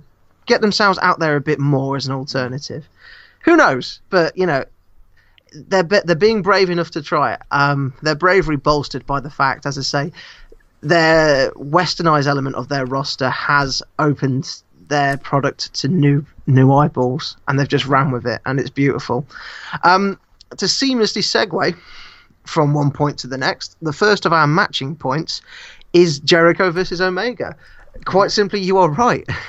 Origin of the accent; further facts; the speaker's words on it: United Kingdom; I as a British person